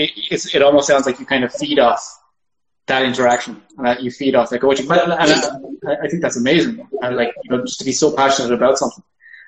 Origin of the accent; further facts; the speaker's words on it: Ireland; I'm an Irishman